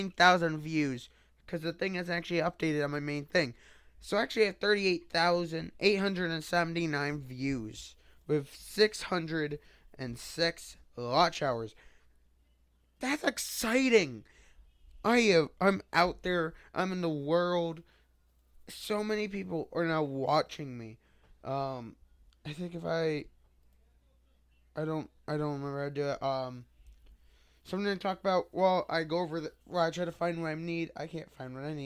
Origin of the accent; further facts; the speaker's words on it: United States; I'm from the United States